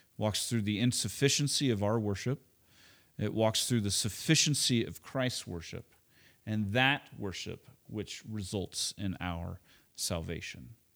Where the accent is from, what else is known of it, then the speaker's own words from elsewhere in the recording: Oklahoma, United States; moved away; also born or lived in Chicago; I grew up in Oklahoma